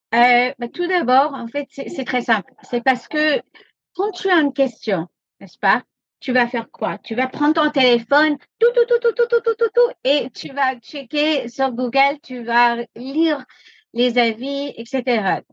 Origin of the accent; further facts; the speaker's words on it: United States; French is a second language; also born or lived in France; now in Paris, France; je suis moitié américaine